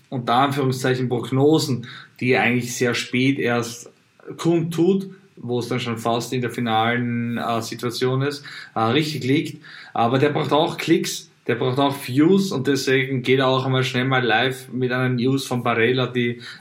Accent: Italy; Hm, natürlich muss ich als Italiener sagen, dass da ein bisschen Schadenfreude mit dabei ist.

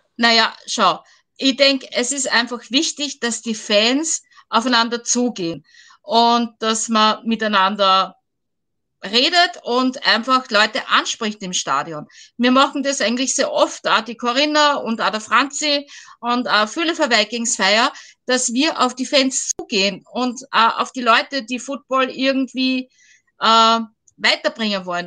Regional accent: Vienna, Austria; ich komme aus Wien

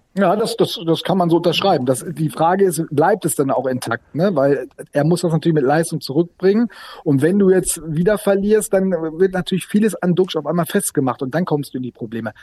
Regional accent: Sauerland, North Rhine-Westphalia, Germany; now in Bremen, Germany

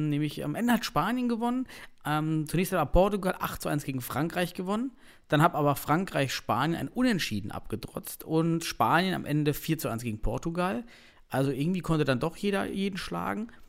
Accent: East Germany, Germany; Man ich bin aus dem Osten, ich bin

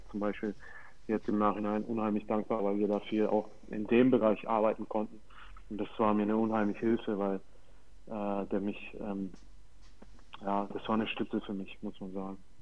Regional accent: Fürth, Bavaria, Germany; moved away as an adult; also born or lived in Hannover; Ich war dort auf der Schule, bin da aufgewachsen in Fürth

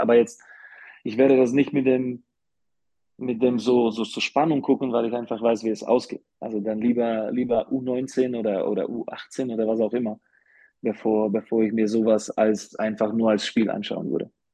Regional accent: Slovakia; also born or lived in Karlsruhe, Germany / Bamberg, Germany; now in Ulm, Germany; ich werde immer als Slowake

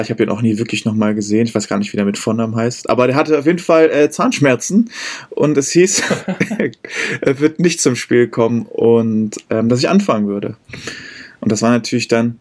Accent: Berlin, Germany; moved away; also born or lived in Heidelberg; ich bin gebürtiger Berliner und habe das Rugby-Spielen auch beim Berliner Rugby Club

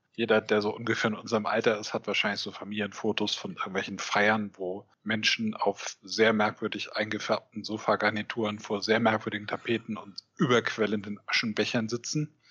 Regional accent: Eutin, Schleswig-Holstein, Germany; Ich äh, komme aus und wohne auch immer noch einem kleinen Ort in Ostdeutschland, in Schleswig-Holstein, der heißt Eutin.

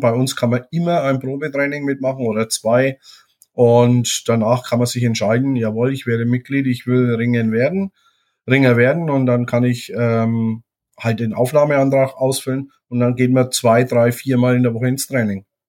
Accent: Germany; bei uns in Deutschland

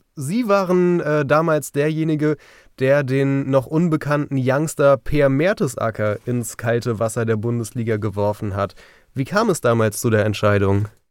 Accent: Hanover, Lower Saxony, Germany; Also ich als Hannoveraner

